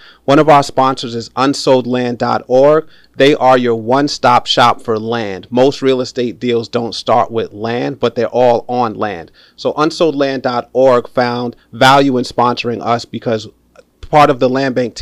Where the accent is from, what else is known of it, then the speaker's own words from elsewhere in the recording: New York City, New York, United States; I grew up playing basketball in the city too, in the Bronx, uptown